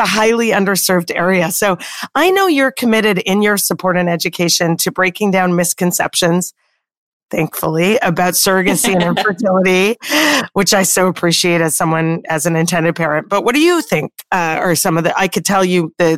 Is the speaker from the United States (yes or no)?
no; Canada; moved away; I'm Canadian like yourself originally